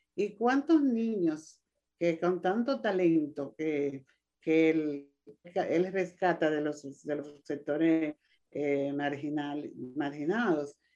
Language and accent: Spanish; Dominican Republic; yo me siento muy contenta como mujer y como dominicana